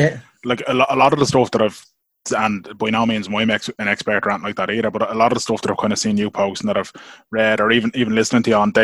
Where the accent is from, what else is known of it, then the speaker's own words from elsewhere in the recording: Dublin, Leinster, Ireland; moved away as an adult; now in Portlaoise, Ireland; I'm originally from Dublin. I've moved to Portlaoise because I couldn't afford to buy in my area.